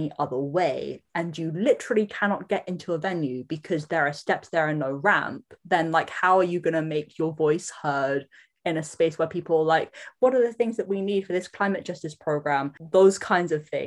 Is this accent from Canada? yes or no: no; London, United Kingdom; moved away as an adult; also born or lived in Samoa (ancestry); now in New Zealand; I was born in London, which makes me London-born Samoan. And I have been living in Aotearoa, New Zealand for the past almost 11 years.